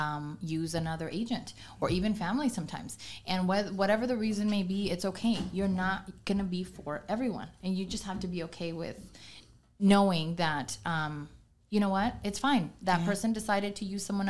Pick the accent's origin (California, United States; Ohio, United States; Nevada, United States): California, United States; Oxnard; moved away as an adult; now in Antelope Valley, United States; I was born and raised in Oxnard.